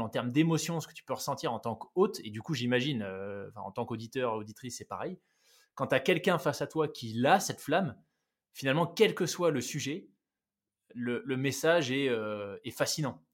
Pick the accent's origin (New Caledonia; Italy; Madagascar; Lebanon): New Caledonia; moved away; also born or lived in France / Switzerland; j'ai grandi en Nouvelle-Calédonie